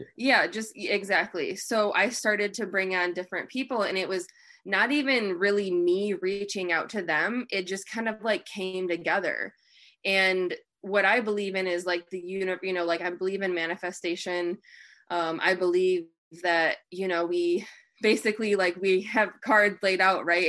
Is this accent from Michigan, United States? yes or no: yes; Michigan, United States; I'm from Michigan.